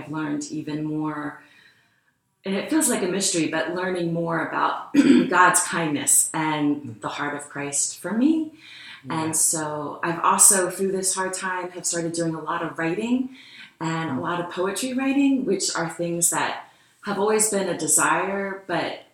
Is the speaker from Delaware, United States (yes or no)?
yes; Wilmington, Delaware, United States; moved away as an adult; also born or lived in Maryland; now in Lancaster, United States; I grew up in Wilmington, Delaware